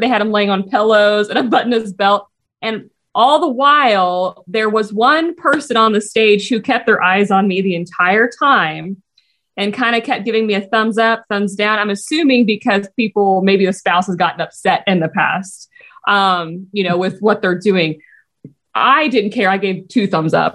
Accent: Missouri, United States; I'm actually from a very small town, about an hour and a half, two hours north of Springfield

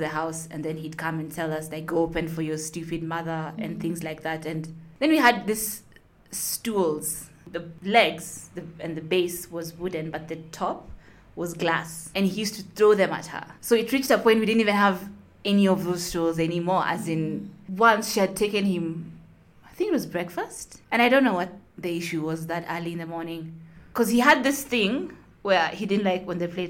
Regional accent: Nairobi, Kenya; I'm from Nairobi, Kenya

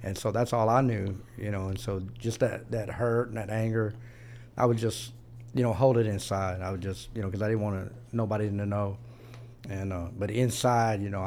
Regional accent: Pasadena, Texas, United States; also born or lived in Corsicana, Texas / Houston, Texas; I was born in Corsicana, way out in the middle of the, you know, the woods. And then right around five, we moved to Houston. And I grew up in the Pasadena, Texas area.

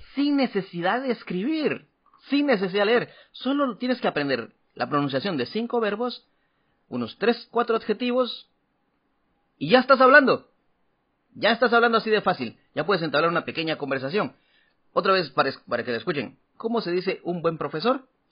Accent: Guatemala; now in Taiwan; de Guatemala

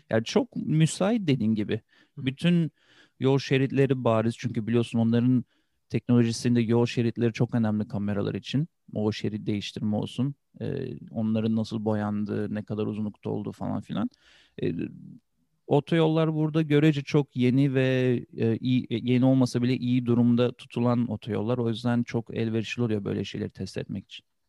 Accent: Turkey; moved away as an adult; also born or lived in Switzerland; now in California, United States; Sonra Türkiye'ye geçtik, yerleştik

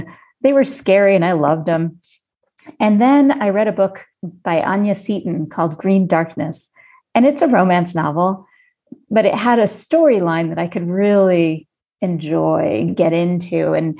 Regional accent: Jamaica; children's books and young adult books from growing up in Jamaica.

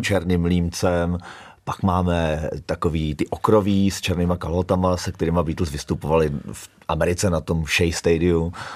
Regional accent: Kladno, Central Bohemian Region, Czechia; moved away as an adult; now in Kamenné Žehrovice, Czech Republic; já jsem vyrůstal eh, v Kladně Rozdělově, což je vlastně jakoby ta nejzápadnější část.

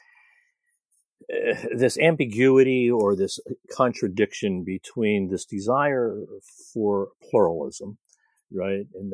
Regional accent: United States; first language English; My parents were born here. I was born here

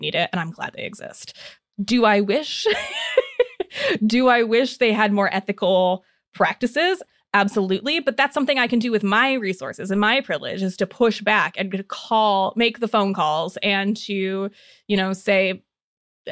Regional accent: Northern Indiana, United States; moved away; I grew up in Northern Indiana

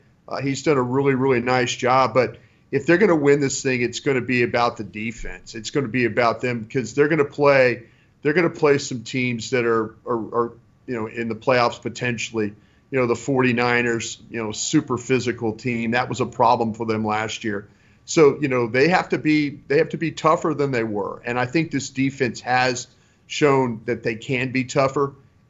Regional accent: Dallas, Texas, United States; I grew up in Dallas, Texas

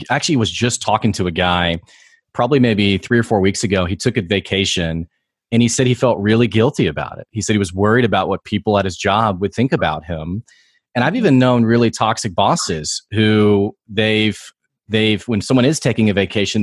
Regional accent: United States; there were so many jokes to me as the American

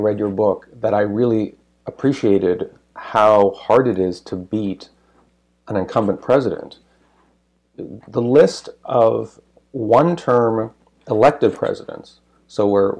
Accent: Canada; even as a Canadian

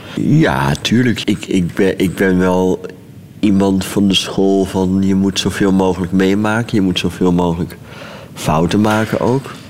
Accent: Leeuwarden, Friesland, Netherlands; Leeuwarden, dat is de, de grote stad van Friesland. Daar ben ik opgegroeid.

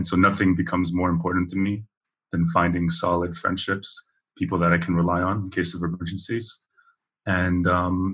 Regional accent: Vaughan, Ontario, Canada; moved away as an adult; now in Seville, Spain; I grew up in Canada, specifically in the GTA. If you have listeners outside of Ontario, the GTA is the Greater Toronto Area. specifically in Vaughan Thornhill

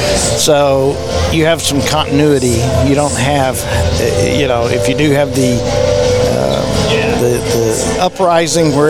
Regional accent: River Oaks, Texas, United States; I'm from River Oaks, Texas.

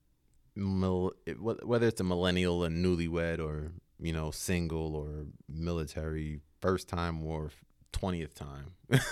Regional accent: Atlanta, Georgia, United States; I was a young male growing up in Atlanta

